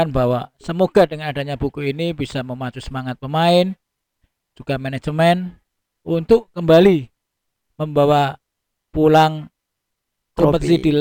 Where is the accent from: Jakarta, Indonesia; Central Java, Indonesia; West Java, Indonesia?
Central Java, Indonesia; Surakarta; Bukan asli Surabaya, Mas. Saya lahir di kota kecil. Saya lahir di Solo. Pendidikan SD, SMP, SMA, dan S1 saya tempuh di kota kelahiran saya di Solo.